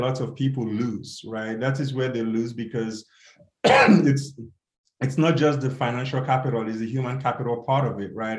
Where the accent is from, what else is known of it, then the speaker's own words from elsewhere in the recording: Nigeria; now in United States; growing up in Nigeria and just the difficulty in getting shoes.